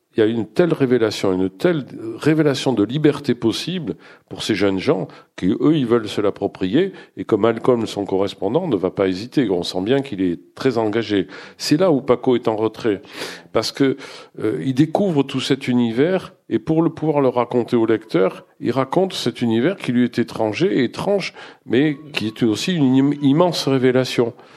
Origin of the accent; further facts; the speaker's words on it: Bordeaux, Nouvelle-Aquitaine, France; je suis bordelais